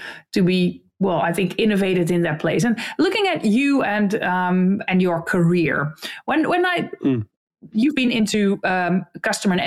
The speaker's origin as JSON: {"language": "English", "country": "Netherlands"}